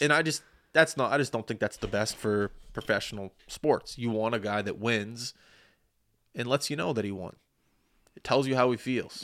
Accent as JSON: {"language": "English", "town": "Halifax", "region": "Nova Scotia", "country": "Canada", "tie": "born or raised there", "said": "I was born in Halifax"}